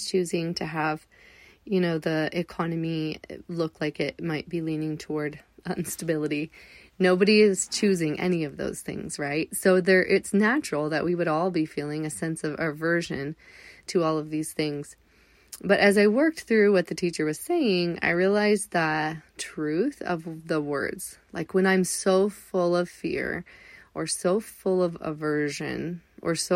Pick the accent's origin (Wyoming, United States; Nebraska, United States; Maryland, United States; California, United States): California, United States; Southern; moved away; I grew up in Southern California